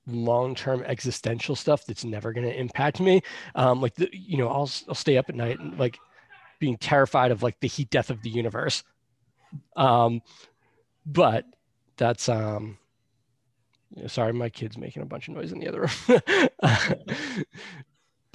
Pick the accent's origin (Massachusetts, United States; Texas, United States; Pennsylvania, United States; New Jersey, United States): Massachusetts, United States; Boston; also born or lived in Salem, Massachusetts; I grew up around Boston, so I was always on the trains and the buses